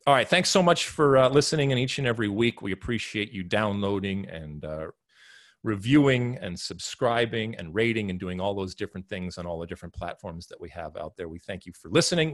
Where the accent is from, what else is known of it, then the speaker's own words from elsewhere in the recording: United States; as American soccer playing humans